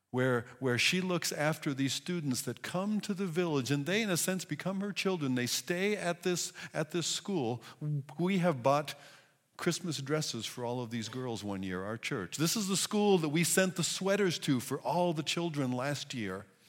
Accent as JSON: {"language": "English", "country": "United States", "said": "as American individuals"}